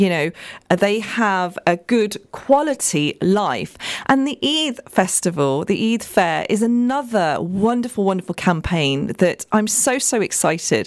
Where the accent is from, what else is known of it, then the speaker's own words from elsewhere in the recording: United Kingdom; We have to manage the role as a British woman. We have to manage the role as a Pakistani South Asian woman as well